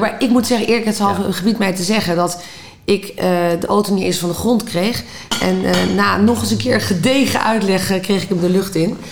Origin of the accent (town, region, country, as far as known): Netherlands